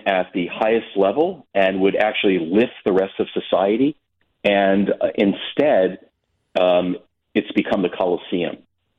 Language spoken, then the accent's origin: English; United States; as a Jew and as an American